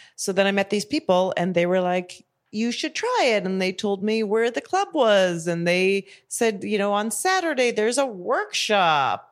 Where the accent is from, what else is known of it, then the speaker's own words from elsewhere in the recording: Calgary, Alberta, Canada; moved away as an adult; also born or lived in Montreal; I grew up in Calgary, Alberta, Canada